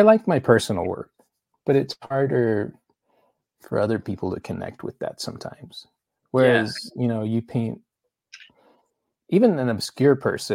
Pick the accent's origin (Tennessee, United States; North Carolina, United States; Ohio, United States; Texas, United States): Texas, United States; Houston; also born or lived in Chicago; I was born in Chicago, and then we moved to Houston when I was five